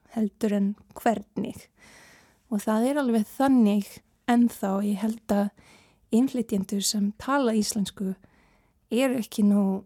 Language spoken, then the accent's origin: Icelandic; Canada; Icelandic is a second language; now in Iceland; sarmneska var fyrsta mál, máli mitt og en ég ólst upp í Kanada